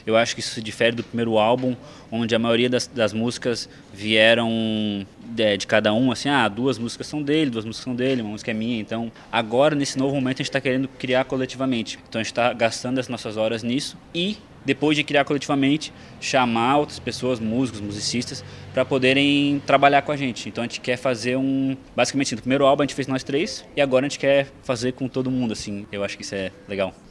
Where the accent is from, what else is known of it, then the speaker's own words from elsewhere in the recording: Florianópolis, Santa Catarina, Brazil; eu pessoalmente tenho uma conexão de vida com a UFSC que eu cresci aqui